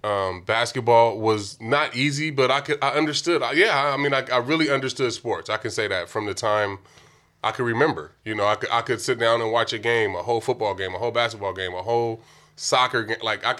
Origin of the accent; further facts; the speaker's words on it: Vallejo, California, United States; also born or lived in Oakland; where I grew up in Vallejo